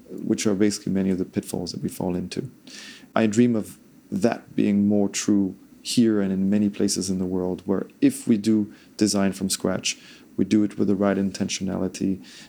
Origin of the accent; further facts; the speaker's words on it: France; I'm Danish and Italian. I grew up in France.